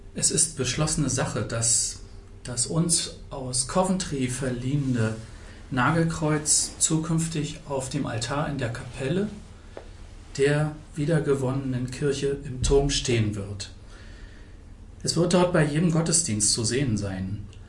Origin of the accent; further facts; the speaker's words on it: Potsdam, Brandenburg, Germany; Ich bin 1968 in Potsdam geboren